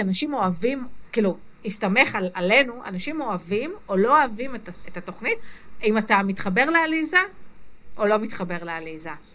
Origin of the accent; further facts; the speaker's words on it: Israel; גדלתי במושב